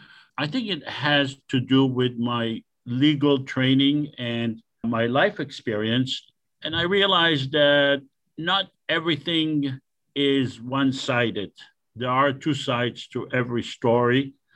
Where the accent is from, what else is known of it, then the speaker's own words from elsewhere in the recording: Israel; moved away as an adult; now in Los Angeles, United States; I was born in Israel. I went through the entire Israeli educational system and military. I served in the military, and I came to the U.S.